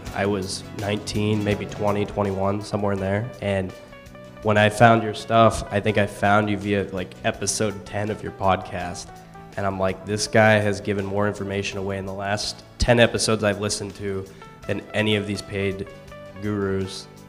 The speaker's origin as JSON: {"language": "English", "region": "Northwest Pennsylvania", "country": "United States", "said": "I'm from Northwest Pennsylvania and I'm 26 years old."}